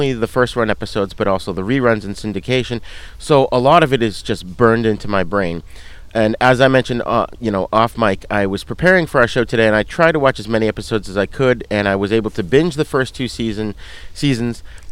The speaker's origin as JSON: {"language": "English", "town": "Boston", "region": "Massachusetts", "country": "United States", "accent": "Boston", "said": "my Boston accent"}